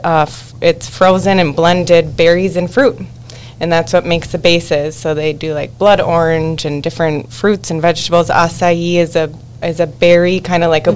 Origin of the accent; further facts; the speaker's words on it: Buffalo, New York, United States; Alex and I were siblings and we grew up in Buffalo